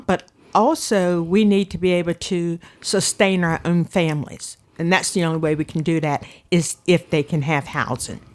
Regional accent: Manteo, North Carolina, United States; I was born in Manteo

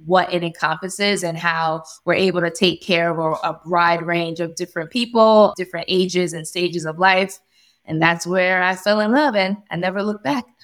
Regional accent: New York, United States; moved away as an adult; now in Delaware, United States; born and raised in New York, family moved into Delaware, and we love it.

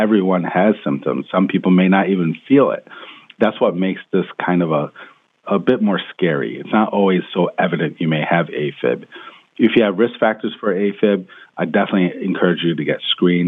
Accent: Rochester, New York, United States; moved away as an adult; also born or lived in Washington, D.C.; now in California, United States; back home in Rochester, New York, where I was born and raised

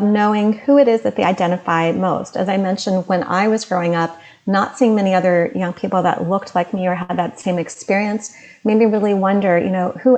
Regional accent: Delaware, United States; moved away; My parents came from South India, and I was born as an Indian American, and I grew up in Delaware

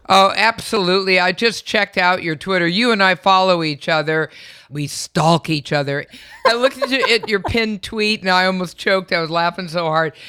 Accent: California, United States; I was born and raised in in California

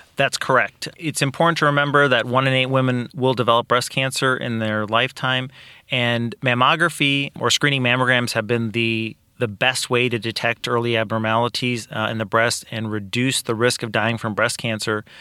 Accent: Kankakee, Illinois, United States; also born or lived in Iowa / Peoria, Illinois; I am actually originally from Kankakee. I grew up here

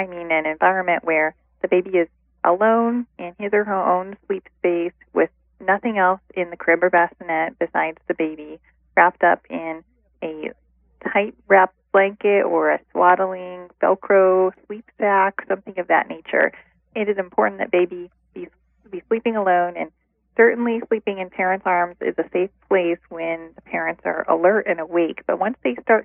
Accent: Ohio, United States; moved away; also born or lived in Midwest; I'm originally from Ohio, and I've been living in different areas of the country, mostly in the Midwest

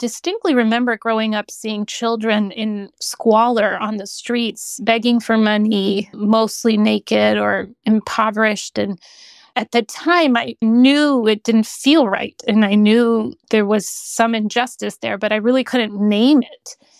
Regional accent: Honduras; also born or lived in Central America / Caribbean; Yeah, I always say I have this really fun family history because I grew up in Honduras in Central America. And because of my father's work, we moved around Central America and the Caribbean.

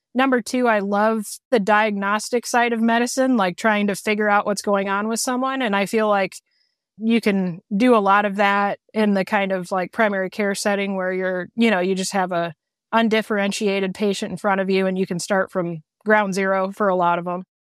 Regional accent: Peoria, Illinois, United States; moved away as an adult; also born or lived in Indiana; now in La Harpe, United States; I'm originally from Peoria, Peoria, Illinois

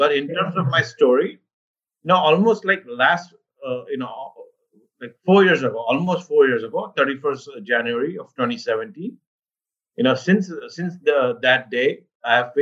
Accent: Mumbai, Maharashtra, India; moved away as an adult; also born or lived in Cleveland, United States / Boston, United States; now in Northern Virginia, United States; I was born in India, and I grew up in Mumbai. So this is pretty much my town, my birth town

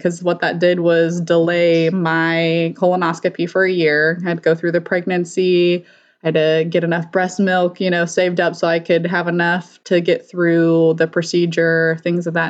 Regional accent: Colorado, United States; moved away as an adult; now in Bakersfield, United States; originally I'm from Colorado

